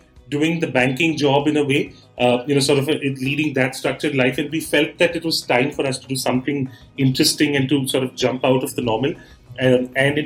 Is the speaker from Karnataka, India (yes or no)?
yes; Bangalore, Karnataka, India; also born or lived in Delhi / Mumbai; I'm from Bangalore and, you know, born here, brought up here, done my schooling and all that here